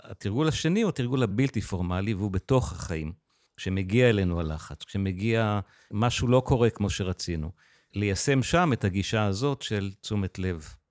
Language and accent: Hebrew; Israel; גדלתי בקיבוץ